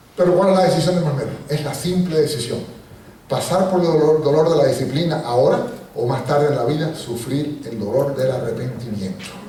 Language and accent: Spanish; Puerto Rico; also born or lived in Cuba; Yo nací en Cuba y me fui de niño a Puerto Rico y me he criado toda la vida en Puerto Rico